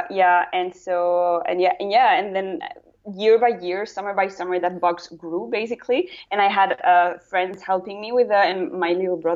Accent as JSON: {"language": "English", "region": "Brussels", "country": "Belgium", "tie": "born or raised there", "also_born_or_lived": "Luxembourg / Italy / United Kingdom", "second_language": "English", "lives_now": "Netherlands", "said": "my passport says I'm Spanish, but I never lived in Spain. Uh, and so I was born in Luxembourg. I grew up in Brussels."}